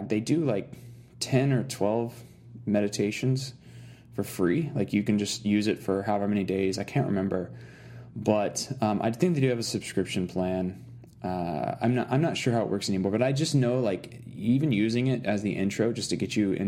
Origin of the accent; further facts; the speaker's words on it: Arkansas, United States; I grew up in Arkansas, and like the first 10 years of my life, I lived way out in the woods